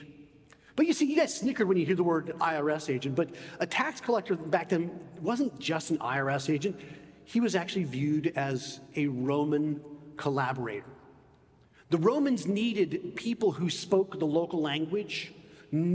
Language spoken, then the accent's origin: English; United States; moved away; also born or lived in England